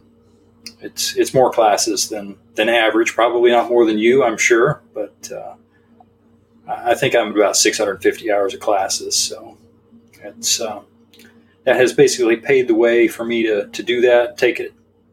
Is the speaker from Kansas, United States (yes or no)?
no; Texas, United States; I grew up in a very firearms friendly home, and so being a Texan and a man